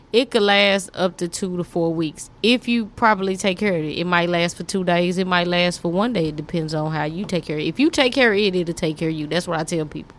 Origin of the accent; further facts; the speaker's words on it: Fort Worth, Texas, United States; I'm from Fort Worth, Eastwood